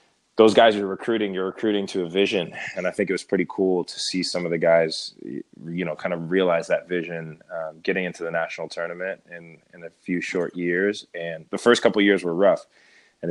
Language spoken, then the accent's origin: English; Stockton, California, United States; I'm from Stockton and building a Division I program, kind of in my hometown and in my backyard